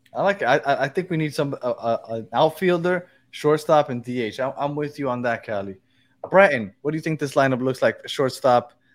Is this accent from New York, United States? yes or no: yes; New York City, New York, United States; I'm from Brooklyn